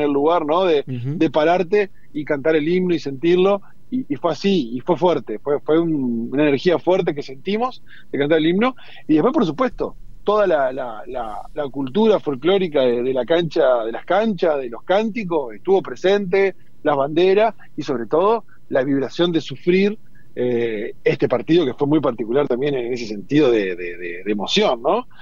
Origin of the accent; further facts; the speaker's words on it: Argentina; donde también es Argentina, donde somos argentinos y argentinas